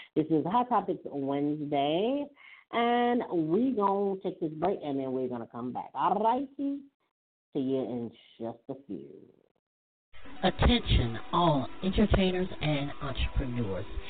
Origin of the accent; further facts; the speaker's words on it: United States; I am an American